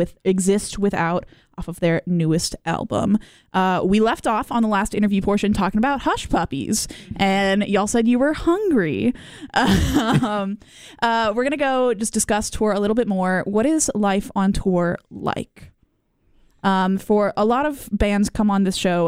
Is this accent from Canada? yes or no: yes; Canada; moved away; I'm Canadian, so I'm very proud of our waterfalls